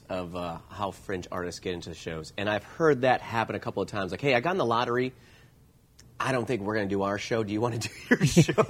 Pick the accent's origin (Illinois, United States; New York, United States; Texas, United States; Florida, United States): Illinois, United States; Chicago; Well, I come from Chicago